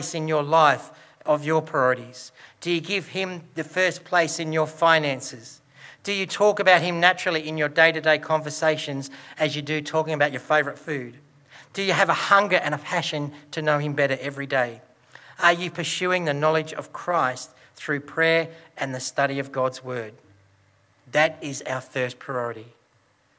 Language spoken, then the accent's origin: English; Broken Hill, New South Wales, Australia; Growing up in Broken Hill and my dad working with BHP